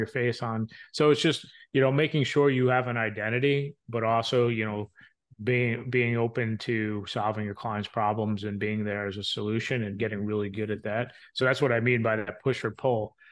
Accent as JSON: {"language": "English", "area": "New York, across the Hudson from Manhattan", "region": "New Jersey", "country": "United States", "tie": "born or raised there", "moved": "yes", "lives_now": "Ohio, United States", "said": "I grew up in the New York, New Jersey area, right across the street from the Hudson, from Manhattan"}